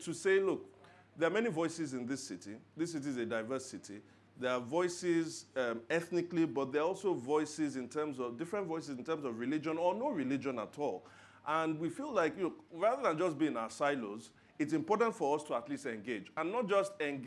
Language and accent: English; Lagos, Nigeria; I was born and raised in Lagos.